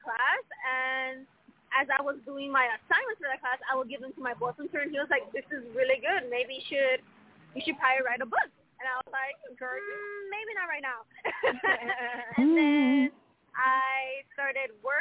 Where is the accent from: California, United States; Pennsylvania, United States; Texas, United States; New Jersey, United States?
California, United States; moved away as an adult; now in Chicago, United States; I'm born and raised in California, but I did move over here to Chicago 3 years ago with my boyfriend